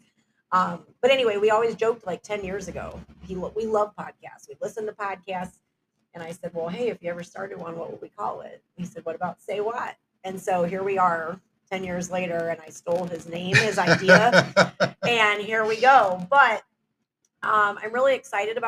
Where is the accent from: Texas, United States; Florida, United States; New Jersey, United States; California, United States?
Texas, United States; Houston; moved away; I'm from Houston, Texas, originally